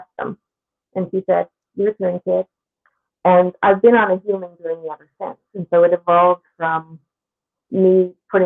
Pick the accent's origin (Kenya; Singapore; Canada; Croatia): Canada; Newfoundland and Labrador; born or raised there